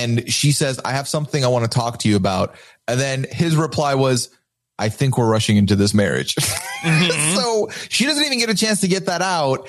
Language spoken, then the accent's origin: English; Dubai, United Arab Emirates; moved away as an adult; I was born and raised in Dubai, lived there 19 years of my life